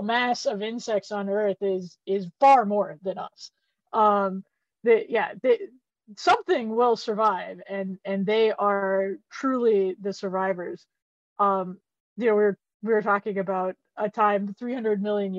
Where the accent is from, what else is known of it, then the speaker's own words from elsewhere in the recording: Gulf Coast, United States; now in Chicago, United States; I am originally from the Gulf Coast